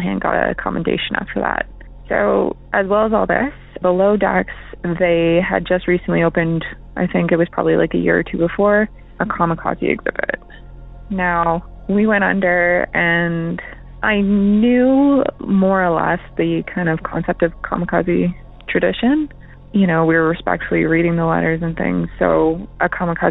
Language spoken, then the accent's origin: English; Canada; I'm from Canada